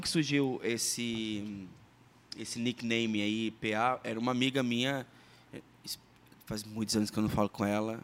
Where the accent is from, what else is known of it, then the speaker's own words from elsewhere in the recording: Sergipe, Brazil; now in Curitiba, Brazil; eu sou natural de Sergipe, moro em Curitiba há 20 anos.